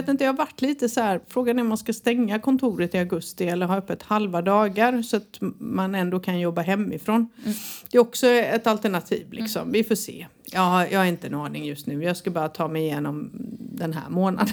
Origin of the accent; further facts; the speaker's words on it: Halmstad, Halland County, Sweden; moved away; när jag föddes på Halmstad BB